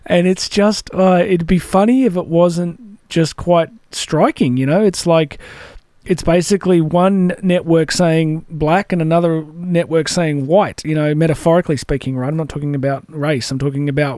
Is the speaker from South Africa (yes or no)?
no; Australia; as we call it here in Australia